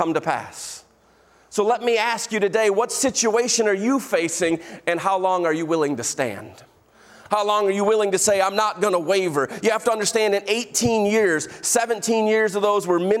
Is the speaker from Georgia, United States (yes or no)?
no; Illinois, United States; moved away; I'm from Illinois